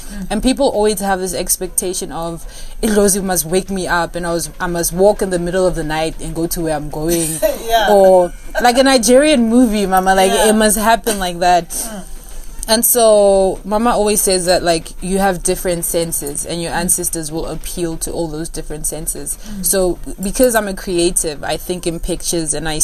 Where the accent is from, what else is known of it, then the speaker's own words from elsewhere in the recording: Pretoria, Gauteng, South Africa; moved away as an adult; also born or lived in California; I'm originally from Mamelodi in Pretoria.